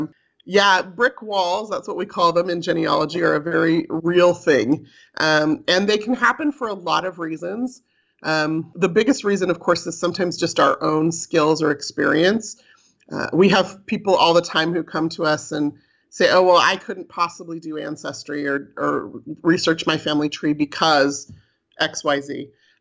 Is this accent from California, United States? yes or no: yes; California, United States; moved away as an adult; now in Utah, United States; Like I mentioned, I was raised in California, and I moved to Utah after I finished college to work here for Brigham Young University.